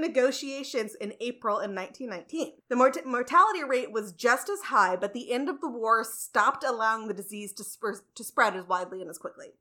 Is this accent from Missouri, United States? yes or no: yes; St. Louis, Missouri, United States; I was raised going to Cardinals games because I lived in St. Louis